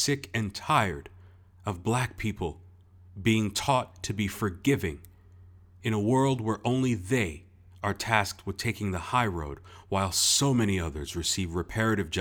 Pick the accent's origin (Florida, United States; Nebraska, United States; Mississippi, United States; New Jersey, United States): Florida, United States; Boca Raton; also born or lived in Brooklyn, New York; I was born in Brooklyn, New York. I was raised in Boca Raton, Florida by two proud Haitian American immigrant parents